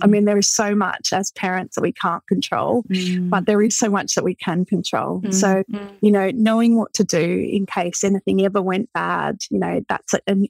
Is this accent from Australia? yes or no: yes; Australia; moved away as an adult; So I moved over from Australia. You know, I didn't have, at the time we had a 3-month-old baby. I didn't know anyone.